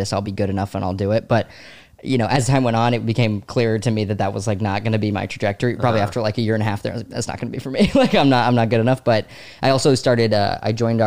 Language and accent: English; Savannah, Georgia, United States; born or raised there; moved away as an adult; also born or lived in DeWitt, New York / North Carolina; now in New York, United States